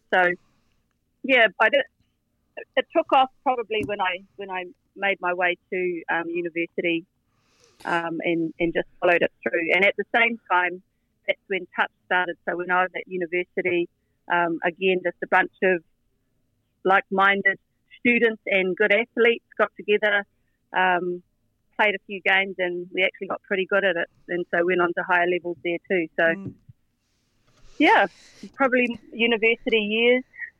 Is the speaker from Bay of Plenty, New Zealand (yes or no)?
yes; Opotiki, Bay of Plenty, New Zealand; Well, we had a smallish high school, so about 600 to 800 kids from, you know, right around the Rohe.